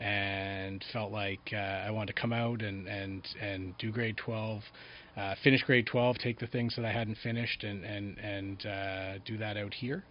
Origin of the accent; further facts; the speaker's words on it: Collingwood, Ontario, Canada; also born or lived in Niagara region; raised in a small town mm-hmm. in Southern Ontario called Collingwood